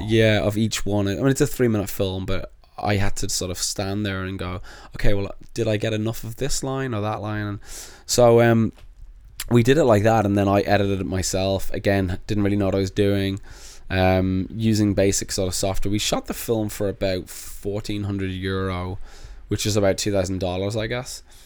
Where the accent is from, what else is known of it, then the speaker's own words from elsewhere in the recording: Dublin, Leinster, Ireland; moved away as an adult; also born or lived in London, United Kingdom; now in United States; I moved from London to Dublin and had an accent